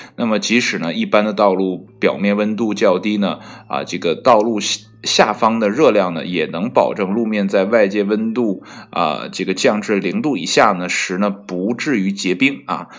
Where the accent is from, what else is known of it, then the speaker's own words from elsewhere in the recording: Northeast China, China; 作为一个东北人